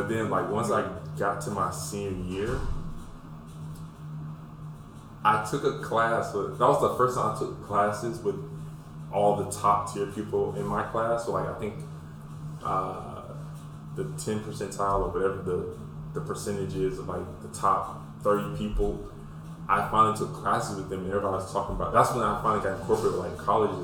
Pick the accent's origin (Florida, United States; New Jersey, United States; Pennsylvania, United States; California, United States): Florida, United States; Pensacola; I'm from Pensacola